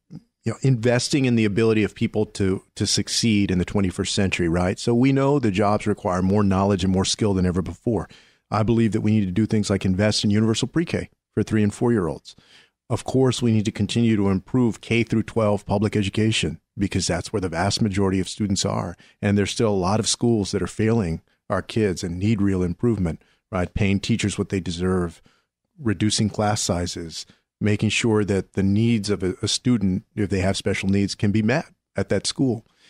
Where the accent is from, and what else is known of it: San Antonio, Texas, United States; born or raised there